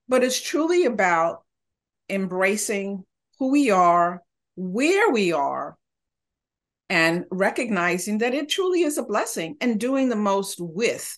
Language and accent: English; New York City, New York, United States; moved away as an adult; also born or lived in Honduras; now in Santa Barbara, United States; live in California, Santa Barbara area, not originally, but I grew up in New York City, originally from Central America.